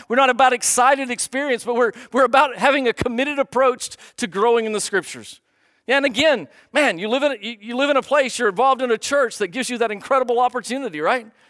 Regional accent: United States; you and I, as, as, as American Christians

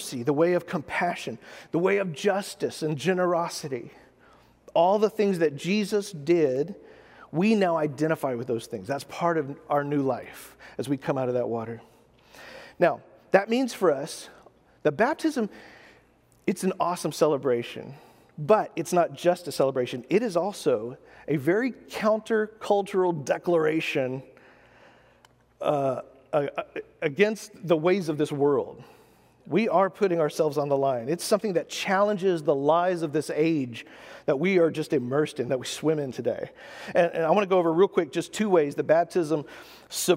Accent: United States; as an American

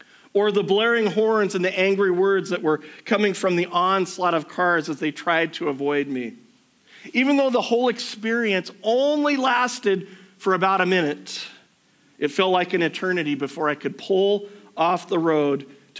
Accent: United States; moved away; I grew up in the States, everything used to be drive-through banking where I grew up.

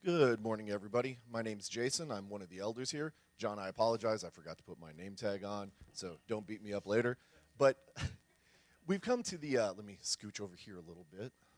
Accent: San Antonio, Texas, United States; I grew up here in San Antonio, kind of out in the country.

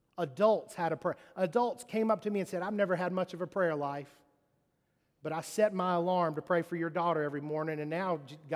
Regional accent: Mississippi, United States; and I'm from Mississippi, I can't get up there and not have my teeth.

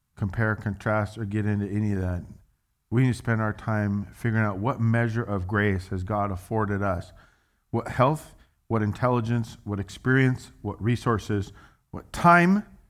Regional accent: United States; I'm an American

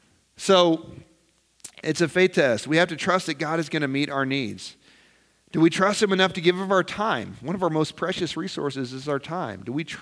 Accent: Nebraska, United States; And here we come from Nebraska, of all places, right?

